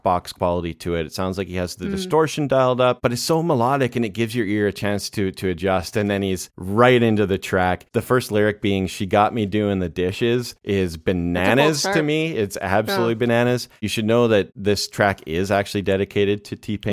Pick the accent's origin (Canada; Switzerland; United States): Canada; growing up in Canada